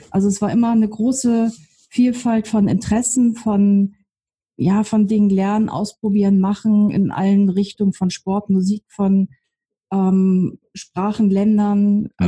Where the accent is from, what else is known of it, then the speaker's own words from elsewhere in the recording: North Germany, Germany; Ich komme ja aus Norddeutschland, also ich bin auch kühlere ähm